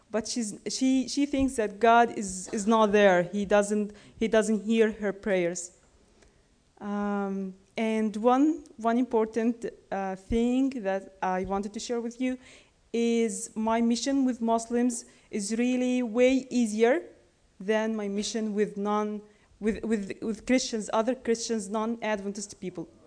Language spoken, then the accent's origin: English; Asyut, Asyut Governorate, Egypt; come from Asyut, Upper Egypt, where our, our Adventist church was burned down last, August, last August by the extremist Muslim Brotherhood.